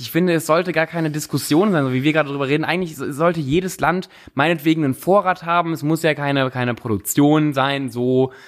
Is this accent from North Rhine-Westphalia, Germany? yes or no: yes; Cologne, North Rhine-Westphalia, Germany; ich komme ja aus Köln